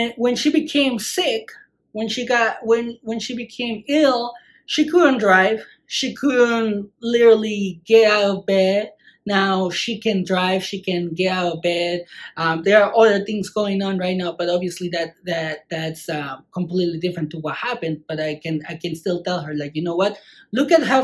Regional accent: Mexico; moved away; when I grew up in Mexico

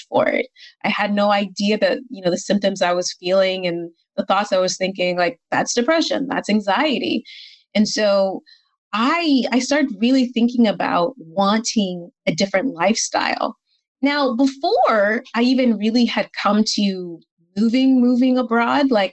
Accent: Atlanta, Georgia, United States; moved away as an adult; also born or lived in Barcelona, Spain; now in Valencia, Spain; I'm originally from Atlanta, currently based in Valencia, sometimes Barcelona

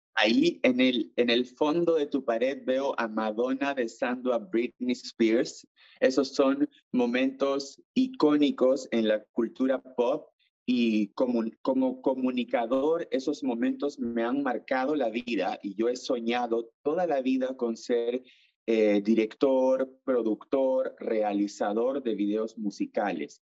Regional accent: Iquitos, Loreto, Peru; also born or lived in Lima, Peru / Chile; now in France; yo soy de Iquitos, de la selva del Perú

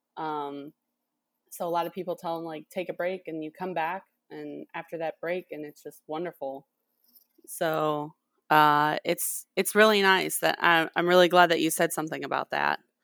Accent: Winnebago, Illinois, United States; moved away as an adult; also born or lived in Decatur, Illinois; now in Mississippi, United States; I'm originally from Winnebago, Illinois. Very small farming community, um, in, right on the Wisconsin, Illinois border. Um, and I went to high school there and grew up there most of my life

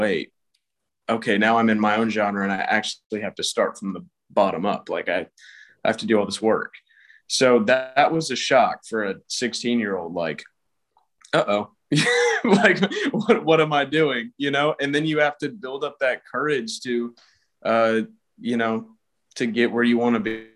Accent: Atlanta, Georgia, United States; I'm from Atlanta, Georgia

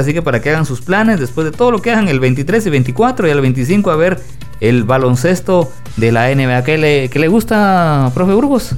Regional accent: Guatemala; como guatemalteco

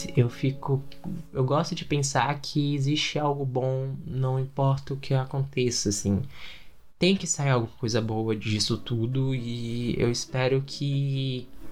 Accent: Brazil; A gente é brasileiro

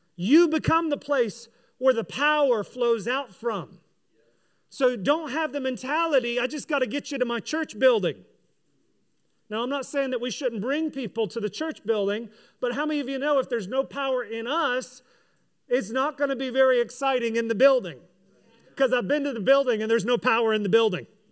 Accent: United States; I'm a kingdom person who is an American as well

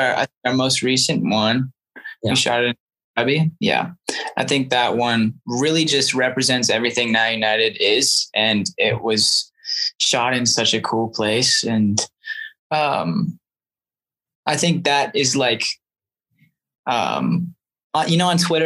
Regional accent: Canada; even though I'm from Canada and I live in Canada, but I am a dual citizen because of my mom

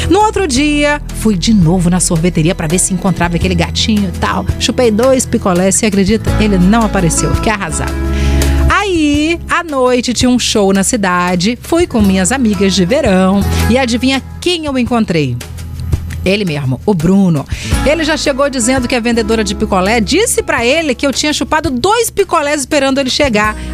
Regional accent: Minas Gerais, Brazil; Deve ser por causa do meu sotaque, né, Cleide? Respondi que eu era de Minas, né?

